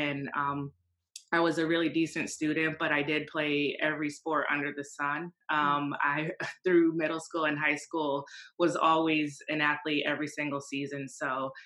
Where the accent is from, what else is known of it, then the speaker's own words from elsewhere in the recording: Connecticut, United States; moved away as an adult; now in New York, United States; I'm from Connecticut